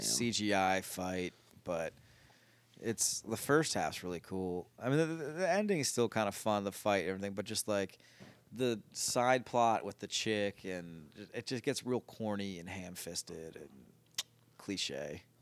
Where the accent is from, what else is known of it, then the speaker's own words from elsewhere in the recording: Philadelphia, Pennsylvania, United States; Growing up in the Philly area